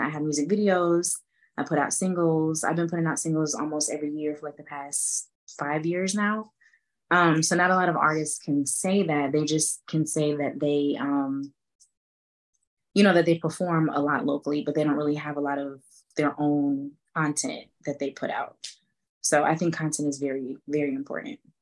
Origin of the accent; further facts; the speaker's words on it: Atlanta, Georgia, United States; also born or lived in Boston, Massachusetts; I was born in Boston, Massachusetts, um, but I moved to Atlanta when I was five. So I'm basically from Atlanta.